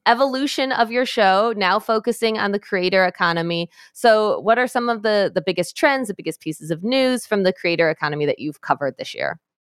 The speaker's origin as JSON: {"language": "English", "region": "Michigan", "country": "United States", "tie": "born or raised there", "said": "my home state of Michigan where I am"}